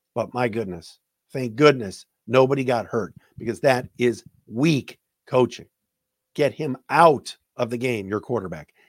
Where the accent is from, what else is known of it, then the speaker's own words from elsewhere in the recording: Cleveland, Ohio, United States; growing up in Cleveland